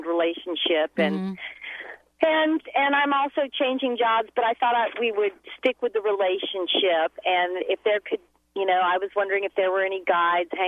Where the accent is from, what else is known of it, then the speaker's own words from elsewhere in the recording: Atlanta, Georgia, United States; moved away as an adult; now in Seattle, United States; I'm originally from Atlanta, Georgia